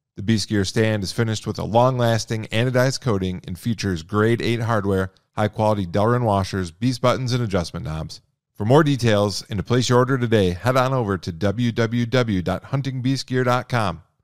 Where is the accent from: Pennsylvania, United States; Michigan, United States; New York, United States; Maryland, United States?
Michigan, United States; now in Montana, United States; I'm from Michigan originally. I live in Montana now.